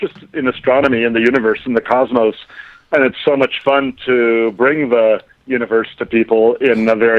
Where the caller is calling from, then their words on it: Aspen, Colorado, United States; I'm actually in Aspen, Colorado.